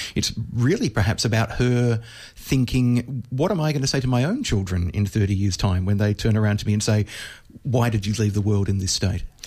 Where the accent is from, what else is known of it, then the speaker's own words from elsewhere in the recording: Australia; for me as an Australian, where we basically don't have nuclear power stations